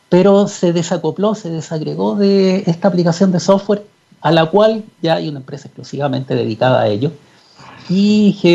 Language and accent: Spanish; Chuquicamata, Antofagasta, Chile; mi padre es geólogo y yo viví cuando niño en Chuquicamata. Mi padre era eh, jefe de geología en Chuquicamata durante muchos años.